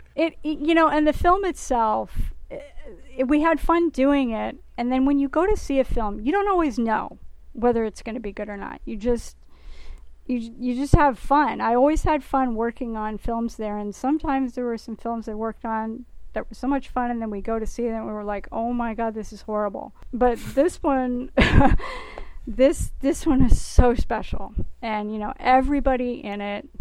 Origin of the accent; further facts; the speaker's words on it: New York City, New York, United States; now in Bay Area, United States; I'm from New York City.